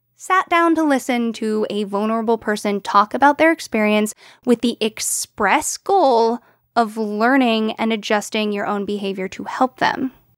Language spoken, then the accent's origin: English; United States; we as English-speaking Americans